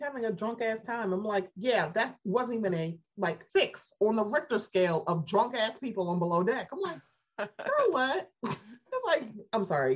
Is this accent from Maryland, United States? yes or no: yes; Baltimore, Maryland, United States; I'm from Baltimore